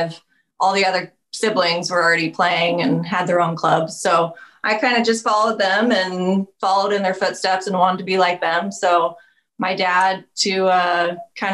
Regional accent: Sacramento, California, United States; I grew up in Sacramento

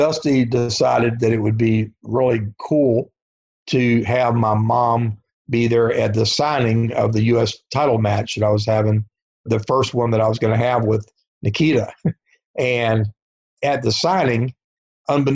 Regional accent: Norfolk, Virginia, United States; my hometown of Norfolk, Virginia

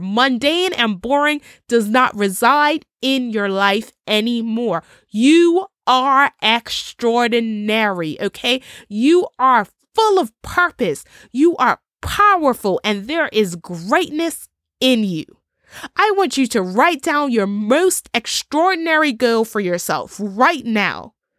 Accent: Bermuda; Bermuda, my home country

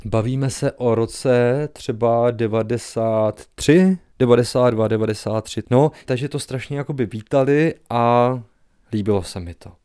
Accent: Slatiňany, Pardubice Region, Czechia; also born or lived in Hradec Králové / Prague; jsem vyrůstal ve Slatíňanech

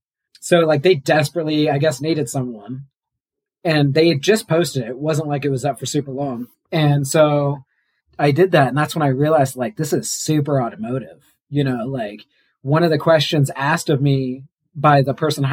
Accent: Missouri, United States; moved away as an adult; now in New Mexico, United States; I'm from Missouri. I moved to New Mexico

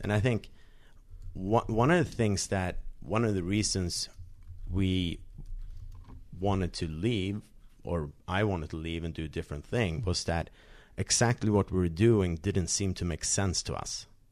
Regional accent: Sweden; I grew up in Sweden

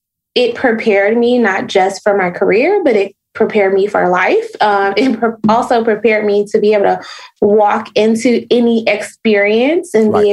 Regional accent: Chicago, Illinois, United States; now in Atlanta, United States; I am originally from Chicago.

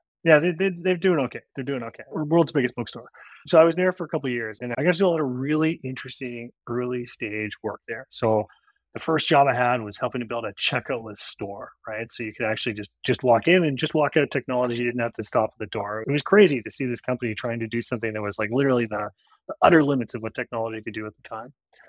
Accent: Ottawa, Ontario, Canada; also born or lived in Kingston, Ontario; I'm originally Canadian. I grew up in Ottawa, the capital.

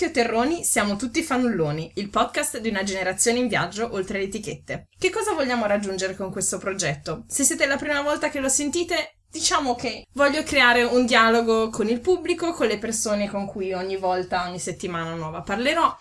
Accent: Ferrara, Emilia-Romagna, Italy; moved away as an adult; now in Bavaria, Germany; vengo da Ferrara

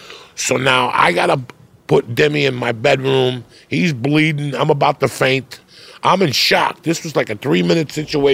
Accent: Cuba; now in United States; When I came from Cuba, I was petrified of dogs.

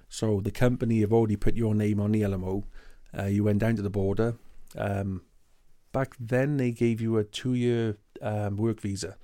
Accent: United Kingdom; first language English; moved away as an adult; now in Canada; I'm British, I got British citizenship

